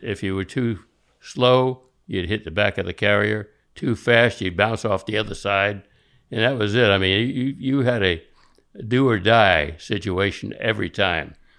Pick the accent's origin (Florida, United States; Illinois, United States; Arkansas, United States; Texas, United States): Florida, United States; Miami; I was born there in nineteen thirty